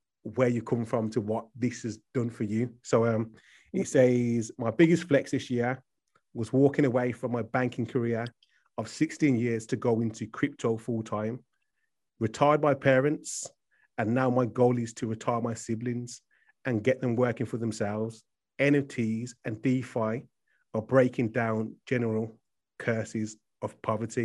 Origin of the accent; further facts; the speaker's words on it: Birmingham, West Midlands, United Kingdom; I'm from Birmingham